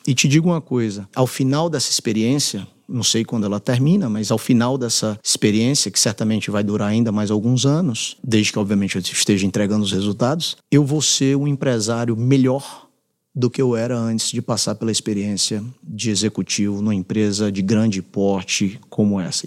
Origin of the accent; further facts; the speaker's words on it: Fortaleza, Ceará, Brazil; moved away as an adult; also born or lived in United States; now in São Paulo, Brazil; venho do Ceará, de Fortaleza